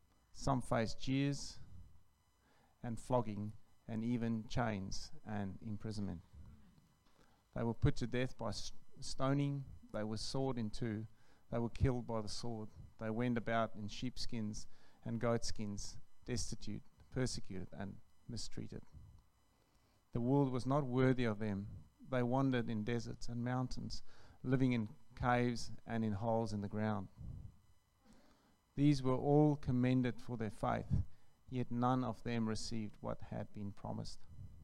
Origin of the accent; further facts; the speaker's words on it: South Africa; now in Australia; From South Africa.